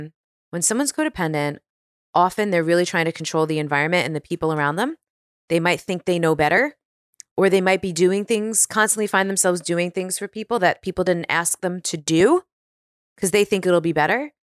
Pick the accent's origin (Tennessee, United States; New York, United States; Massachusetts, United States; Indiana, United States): New York, United States; now in California, United States; Yeah, because I really, especially being a New Yorker, like there's this identity with being a New Yorker of like hustling, right?